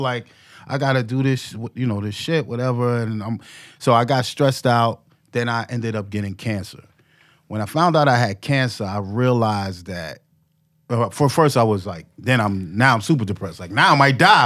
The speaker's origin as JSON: {"language": "English", "town": "New York City", "region": "New York", "country": "United States", "tie": "born or raised there", "said": "I grew up in Harlem."}